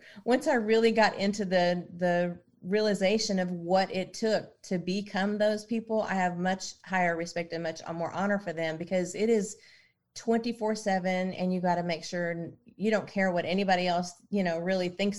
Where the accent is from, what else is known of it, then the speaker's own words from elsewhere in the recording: Oklahoma, United States; moved away; also born or lived in Nashville, Tennessee; I was born in Oklahoma